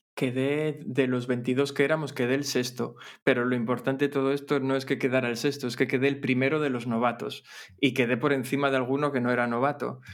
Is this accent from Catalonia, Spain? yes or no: no; Gijón, Asturias, Spain; soy de Gijón